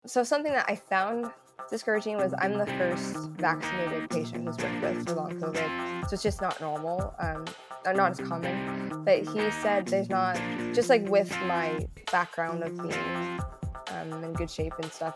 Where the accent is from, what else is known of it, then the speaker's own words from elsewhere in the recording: Southern Oregon, United States; also born or lived in Illinois / Seattle; now in Portland, United States; I'm from Oregon, so I'm originally from Southern Oregon, and right now I'm in Portland, Portland area